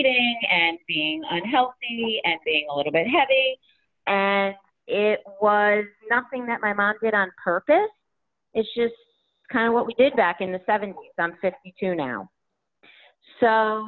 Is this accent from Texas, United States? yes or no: no; Connecticut, United States; I'm from Connecticut.